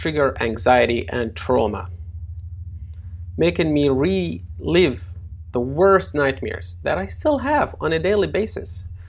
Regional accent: Aleppo, Aleppo Governorate, Syria; also born or lived in United Arab Emirates; now in United Kingdom; I was born in the United Arab Emirates and raised in Aleppo in a conservative society. I then moved to the UK

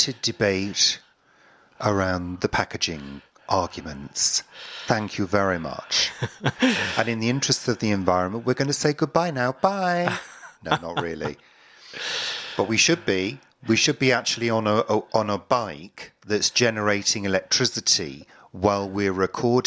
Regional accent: United Kingdom; not proud to be British at all

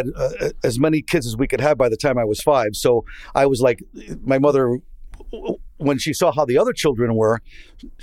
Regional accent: New Haven, Connecticut, United States; I'm from New Haven, Connecticut. That's where I was born

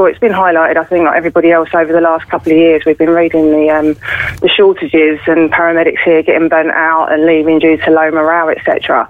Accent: Essex, East of England, United Kingdom; moved away as an adult; also born or lived in Skibbereen, Ireland; now in Schull, Ireland; So I do have the Irish passport now. My dad's Irish, but yeah, I was born and raised in Essex.

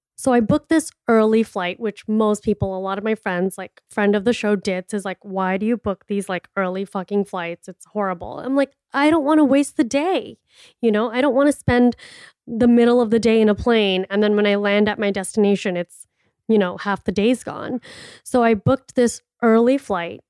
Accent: Miami, Florida, United States; moved away as an adult; now in Scottsdale, United States; I am from Miami and it is humid and it is hot over there

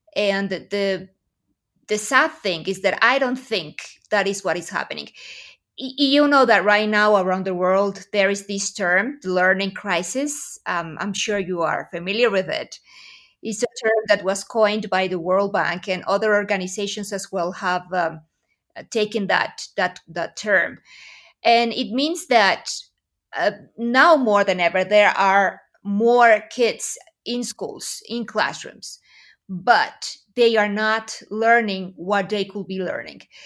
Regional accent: Aguascalientes, Mexico; here in my hometown of Aguascalientes, Mexico

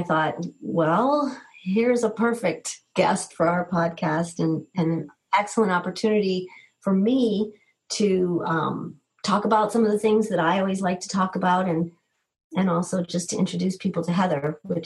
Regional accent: East Coast, United States; also born or lived in New England; now in Boulder, United States; I'm also from the East Coast, and oftentimes get homesick for hearing people speak with a certain accent

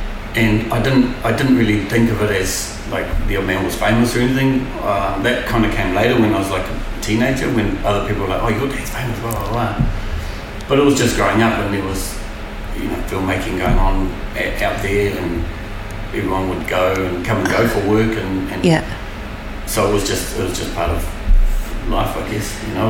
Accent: Waimarama, Hawke's Bay, New Zealand; also born or lived in Wellington; But born in Wellington, but moved to Hawke's Bay and started school living. I grew up in Waimarama.

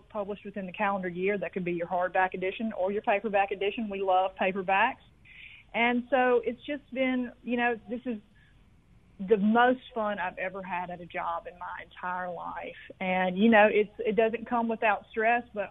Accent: Rolling Fork, Mississippi, United States; moved away as an adult; now in Jackson, United States; I am a lifelong Mississippian. I am from the Mississippi Delta, a tiny town called Rolling Fork, and I moved to Jackson about 15 years ago

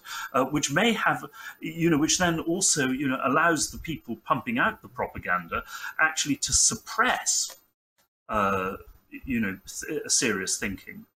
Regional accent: United Kingdom; speaking as a European, as a Brit

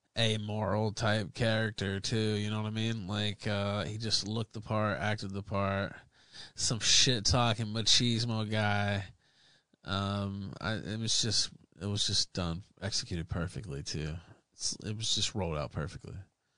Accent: Memphis, Tennessee, United States; I'm from Memphis. So Memphis had its own territory, so I was a Memphis guy, too.

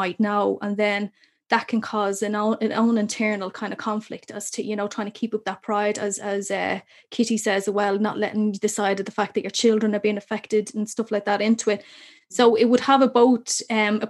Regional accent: Dublin, Leinster, Ireland; I grew up obviously in Cherry Orchard

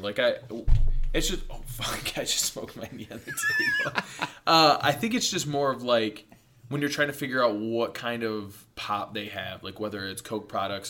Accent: Michigan, United States; I grew up here in Michigan.

